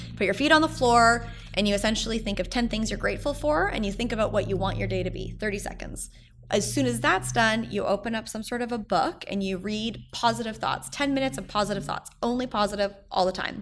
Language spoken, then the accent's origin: English; Edmonton, Alberta, Canada; moved away as an adult; also born or lived in Toronto; now in New York City, United States; when I moved to Toronto from Edmonton, where I'm from